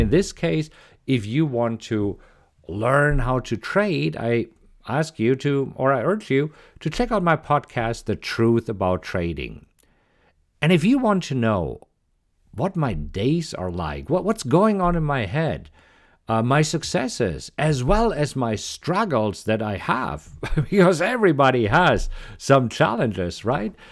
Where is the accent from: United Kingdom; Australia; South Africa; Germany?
Germany; English is a second language; moved away as an adult; also born or lived in Munich, Germany; now in Austin, United States; you might recognize an accent, and yes, I am originally from Germany.